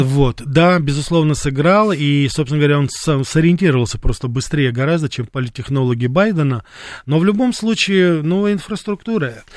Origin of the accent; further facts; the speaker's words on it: Russia; я журналист из России